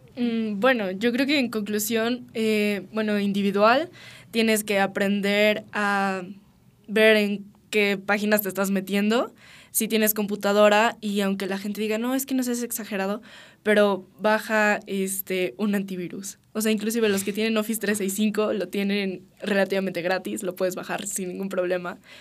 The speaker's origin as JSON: {"language": "Spanish", "country": "Mexico", "said": "en nuestro país, que es lo que nos incumbe como mexicanos"}